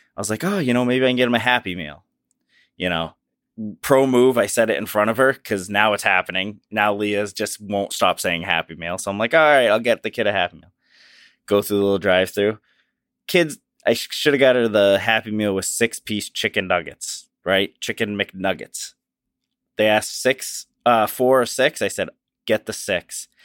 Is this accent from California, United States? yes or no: no; Massachusetts, United States; we are from Massachusetts